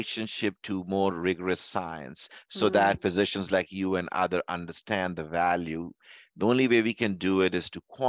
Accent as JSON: {"language": "English", "town": "Louisville", "region": "Kentucky", "country": "United States", "said": "I'm from Louisville, Kentucky"}